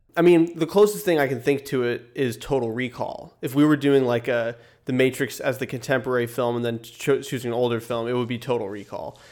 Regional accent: small town north of Los Angeles, California, United States; Mike and I are both from there. It's a, a small town, about an hour and a half north of Los Angeles

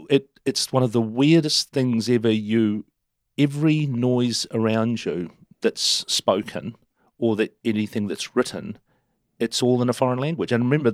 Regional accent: Turangi, Waikato, New Zealand; born there; I was born in Turangi in the southern part of the Waikato region, down the bottom end of Lake Taupo. And we moved.

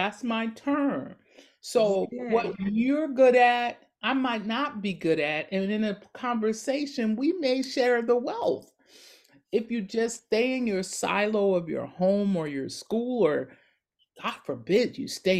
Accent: Paterson, New Jersey, United States; I grew up in Patterson.

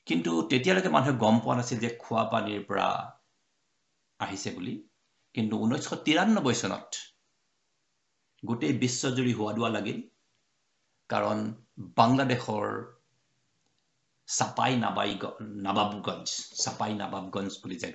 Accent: Bokakhat, Assam, India; মোৰ ঘৰ বোকাখাটত গোলাঘাট জিলাৰ

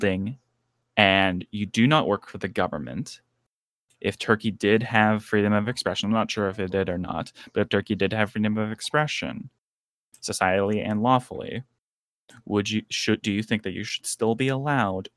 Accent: Canada; I'm Canadian. Like, in Canada

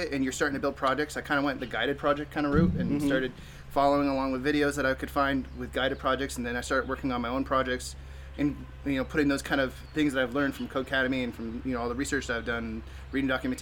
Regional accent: Dallas, Texas, United States; I'm from Dallas, Texas

